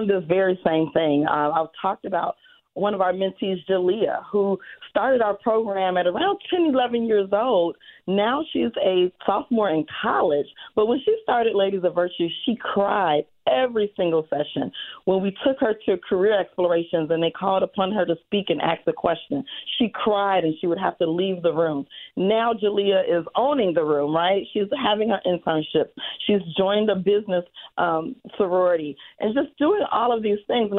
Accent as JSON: {"language": "English", "town": "Chicago", "region": "Illinois", "country": "United States", "tie": "born or raised there", "said": "growing up on the South Side"}